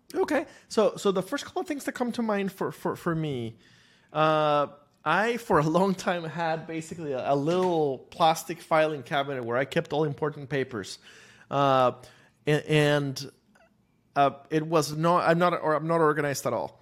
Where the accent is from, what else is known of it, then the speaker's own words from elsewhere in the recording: Costa Rica; moved away as an adult; now in United States; I grew up in Costa Rica